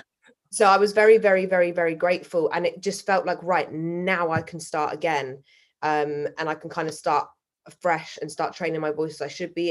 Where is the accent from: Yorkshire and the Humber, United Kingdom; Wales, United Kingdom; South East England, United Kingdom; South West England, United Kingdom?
South West England, United Kingdom; Salisbury; now in London, United Kingdom; I was brought up in Salisbury, which is a very white, middle class um, city, the size of a town